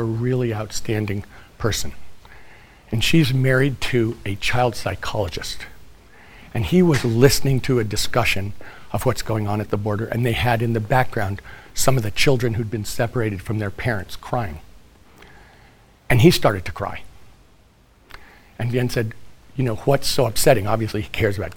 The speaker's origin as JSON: {"language": "English", "region": "California", "country": "United States", "said": "my home state of California"}